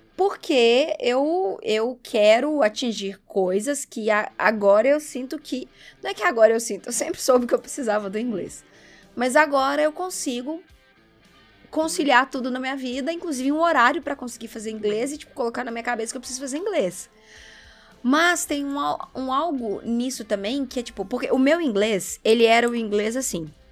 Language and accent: Portuguese; Brazil; nós, como brasileiros